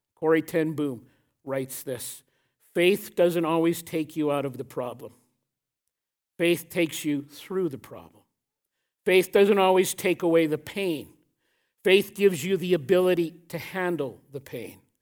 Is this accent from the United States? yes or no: no; Canada; I am deeply proud to be a Canadian.